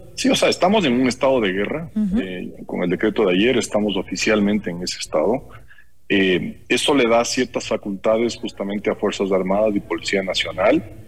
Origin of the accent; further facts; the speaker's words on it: Ecuador; todos nosotros como ecuatorianos